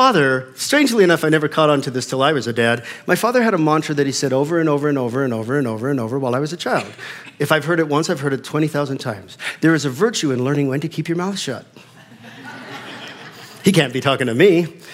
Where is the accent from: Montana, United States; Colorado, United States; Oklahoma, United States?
Colorado, United States; Fort Collins; I grew up in the Fort Collins area